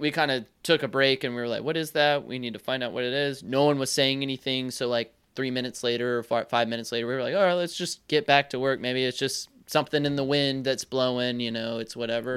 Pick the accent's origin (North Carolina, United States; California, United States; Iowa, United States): North Carolina, United States; I'm not, I'm not backwoods North Carolina or anything